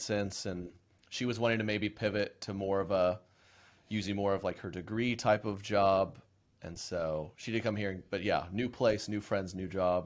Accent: Oklahoma, United States; I was born and raised in Oklahoma.

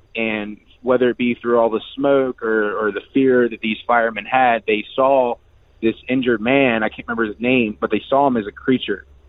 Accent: Hopewell, Virginia, United States; moved away; also born or lived in Richmond, Virginia / Southern California; I was born and raised in Hopewell, Virginia, but the closest big city and where I spent a lot of my time was in Richmond

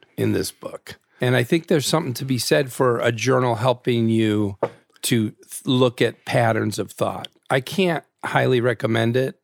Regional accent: Naperville, Illinois, United States; I'm a suburban kid. I'm from Naperville, Illinois

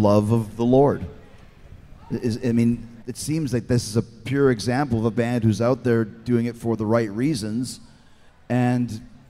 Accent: Winnipeg, Manitoba, Canada; I grew up in Winnipeg, Canada

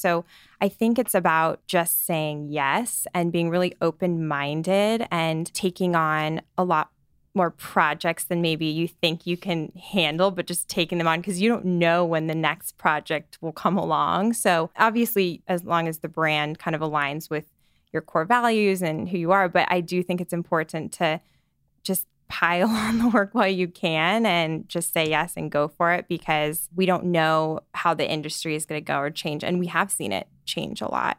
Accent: Scottsdale, Arizona, United States; moved away as an adult; also born or lived in Phoenix, Arizona; now in New York, United States; I grew up in Scottsdale, Arizona

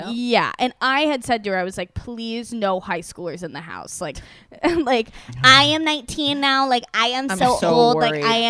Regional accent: Iowa, United States; born or raised there; moved away as an adult; now in New York, United States

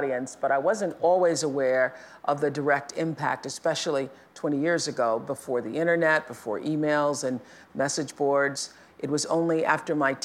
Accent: the South, United States; growing up in the South

